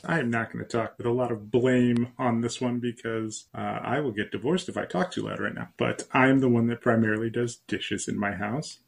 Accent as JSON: {"language": "English", "town": "Canton", "region": "Ohio", "country": "United States", "tie": "born or raised there", "said": "my hometown of Canton, Ohio"}